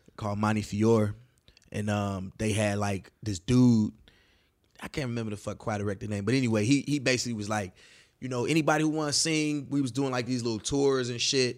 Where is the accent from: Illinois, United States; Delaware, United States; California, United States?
Illinois, United States; Chicago; moved away as an adult; now in Los Angeles, United States; I'm from the West Side